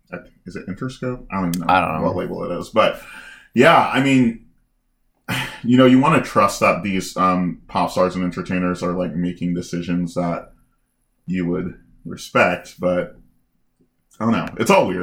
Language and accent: English; Chicago, Illinois, United States; I'm from Chicago